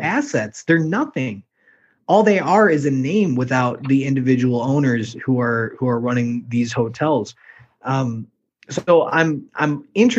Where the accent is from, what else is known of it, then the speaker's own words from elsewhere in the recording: Chicago, Illinois, United States; I'm from Chicago, but I've never been there